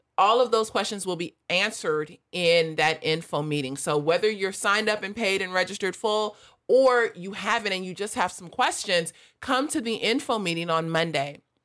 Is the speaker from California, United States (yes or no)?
yes; Los Angeles, California, United States; I grew up in South L